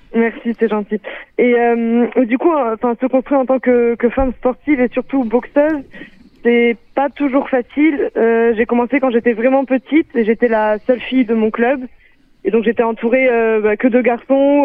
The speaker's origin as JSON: {"language": "French", "town": "Blagnac", "region": "Occitania", "country": "France", "tie": "born or raised there", "also_born_or_lived": "Israel", "moved": "as an adult", "lives_now": "Toulouse, France", "said": "je suis revenue à Toulouse pour passer professionnel dans mon club de Blagnac, là où j'ai grandi"}